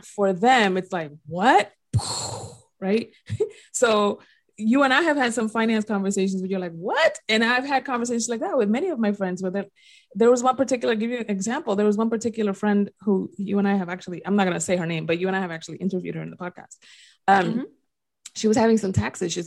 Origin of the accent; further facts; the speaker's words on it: Dominican Republic; accent: Dominican; my little Dominican accent came out.